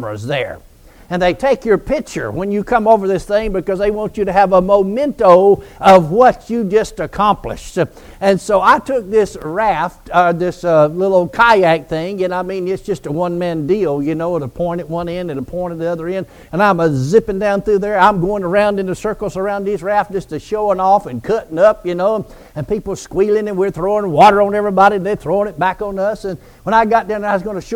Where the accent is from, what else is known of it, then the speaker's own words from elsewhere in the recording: Georgia, United States; now in Oklahoma, United States; I grew up on the Chattahoochee River down in Georgia, you know, even though now we live in Oklahoma